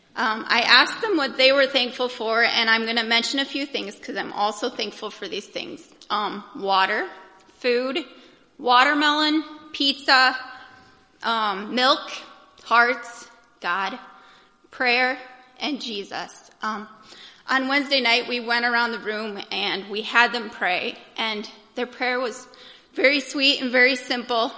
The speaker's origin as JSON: {"language": "English", "country": "United States", "said": "I'm an American"}